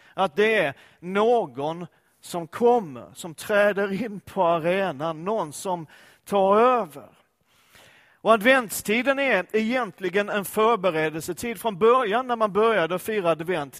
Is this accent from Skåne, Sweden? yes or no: yes; Skåne, Sweden; Jag är ju skåning och Danmark ligger nära